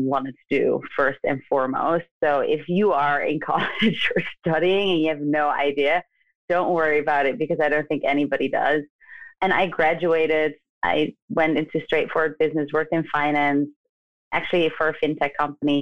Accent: The Hague, South Holland, Netherlands; moved away as an adult; now in United States; my hometown, The Hague

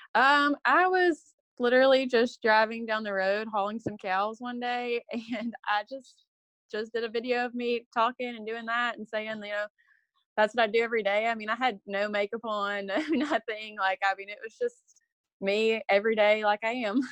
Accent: Hampshire, Texas, United States; I was born and raised in Hampshire, Texas

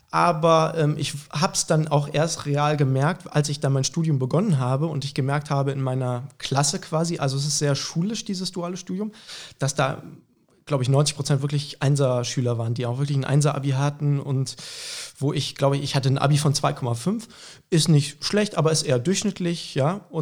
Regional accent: Hamburg, Germany; born there; Genau, also wir sind in Hamburg geboren, meine Eltern kommen eigentlich beide aus der Pfalz, fanden aber Hamburg immer total attraktiv, einfach als Stadt.

